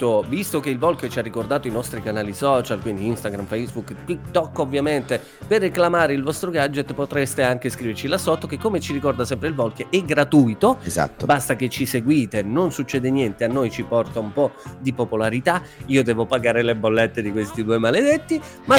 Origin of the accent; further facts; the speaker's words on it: Suzzara area, Lombardy, Italy; di Suzzara dalle mie parti